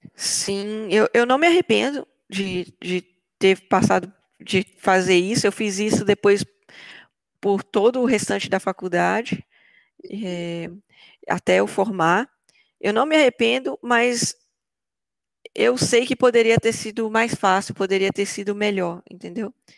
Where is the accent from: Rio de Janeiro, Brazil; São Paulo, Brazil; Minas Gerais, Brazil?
Minas Gerais, Brazil; Belo Horizonte; moved away as an adult; now in Germany; Eu saí de Belo Horizonte e fui para a Alemanha